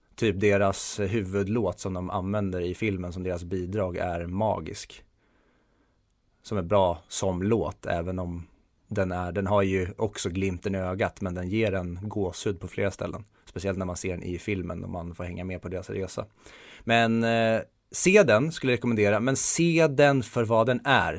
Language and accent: Swedish; Sweden; vi svenskar